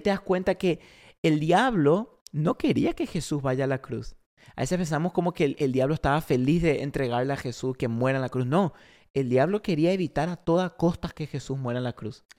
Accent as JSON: {"language": "Spanish", "country": "Paraguay", "tie": "born or raised there", "also_born_or_lived": "Argentina", "moved": "as an adult", "lives_now": "Oklahoma City, United States", "said": "yo soy argentino criado en Paraguay"}